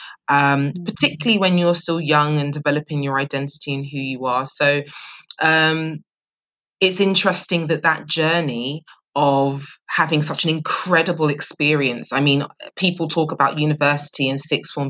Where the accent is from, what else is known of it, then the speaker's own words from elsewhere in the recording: London, United Kingdom; I grew up in Southeast London, very proud of that too.